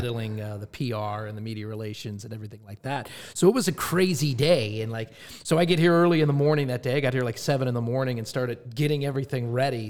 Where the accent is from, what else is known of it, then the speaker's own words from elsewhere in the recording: Pittsburgh, Pennsylvania, United States; moved away; Pittsburgh, my hometown